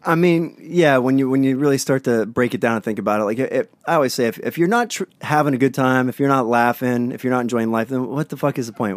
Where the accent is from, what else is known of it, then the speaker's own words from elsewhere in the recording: Pittsburgh, Pennsylvania, United States; now in Hermosa Beach, United States; I grew up in Pennsylvania